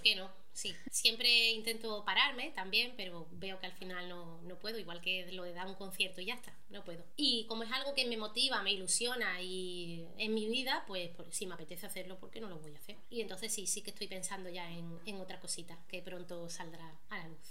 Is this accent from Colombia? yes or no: no; Málaga, Andalusia, Spain; also born or lived in Marbella; yo soy de Marbella, no me crié en Marbella, pero en Málaga